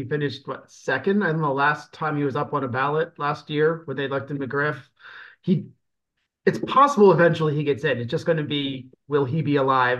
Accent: central Pennsylvania near Lancaster, Pennsylvania Dutch country, United States; So my family, I'm from a place, I'm from Pennsylvania Dutch country in central Pennsylvania near Lancaster.

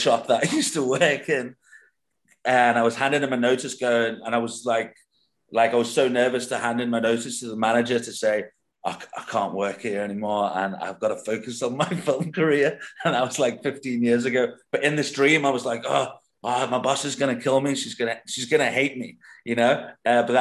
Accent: Liverpool, North West England, United Kingdom; moved away; I'm originally from Liverpool

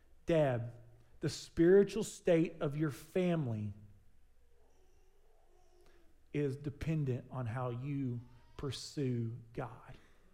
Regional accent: Southern United States, United States; It's just something we do because we're from the South.

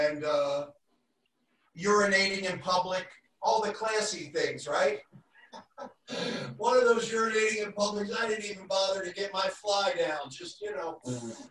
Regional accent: Pennsylvania, United States; moved away as an adult; also born or lived in Malibu; now in Santa Barbara, United States; I come from Pennsylvania.

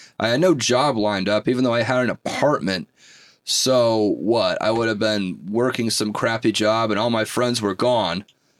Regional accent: San Jose, California, United States; moved away; So I'm from the San Jose, California area.

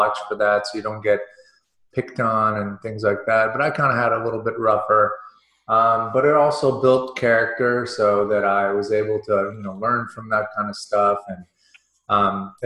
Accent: Houston, Texas, United States; also born or lived in Russia; my family moved from Russia to America in 1978. And I grew up in Houston, Texas

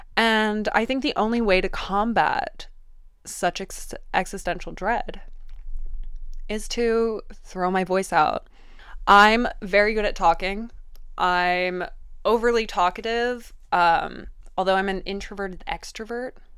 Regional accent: Vienna, Austria; I grew up in Vienne

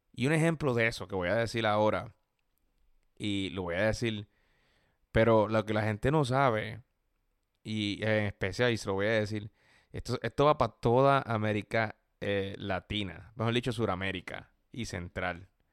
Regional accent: Puerto Rico; now in United States; yo soy puertorriqueño, yo tengo un estatus por ser colonia, que obviamente permite ser legal desde que nací

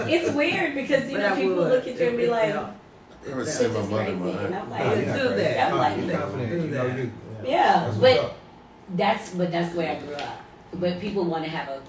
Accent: Marietta, Georgia, United States; I grew up in Marietta City

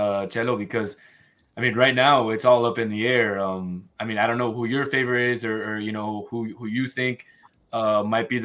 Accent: Uruguay; I'm from Uruguay.

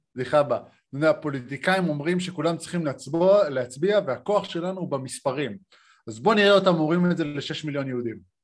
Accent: Israel; now in Sydney, Australia; אני ישראלי

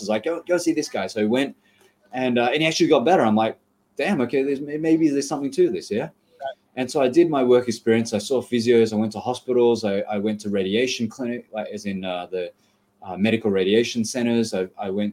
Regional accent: Australia; I'm from Australia, but I still have Asian parents

